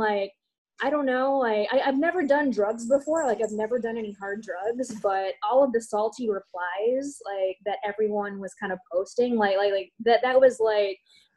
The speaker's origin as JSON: {"language": "English", "town": "Chicago", "region": "Illinois", "country": "United States", "tie": "born or raised there", "lives_now": "Evanston, United States", "said": "I grew up in Chicago, and so I actually just moved to Evanston about a year ago"}